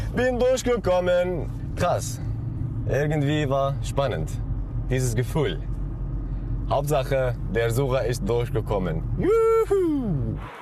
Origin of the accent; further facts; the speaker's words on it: Syria; moved away as an adult; now in Germany; ich komme aus Syrien